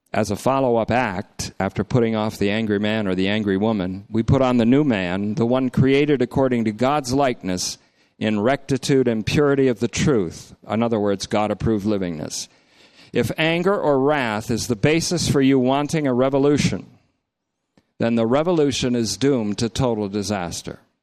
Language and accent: English; Vermont, United States; when I was growing up in Vermont